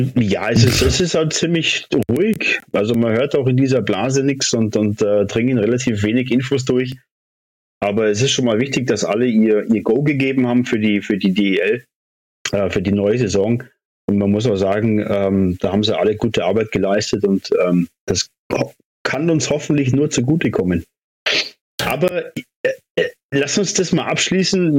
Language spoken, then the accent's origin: German; Immenstadt, Bavaria, Germany; in Immenstadt geboren wie ich.